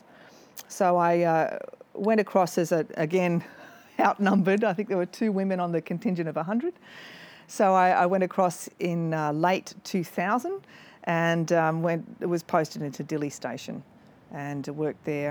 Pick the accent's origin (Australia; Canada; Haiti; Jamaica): Australia; South Coast, New South Wales; I grew up on the South Coast, New South Wales, and I joined the AFP in 1990.